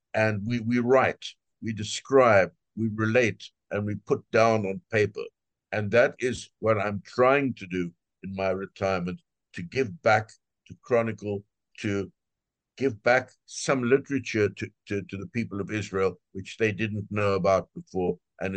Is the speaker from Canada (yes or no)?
no; South Africa; I'm from South Africa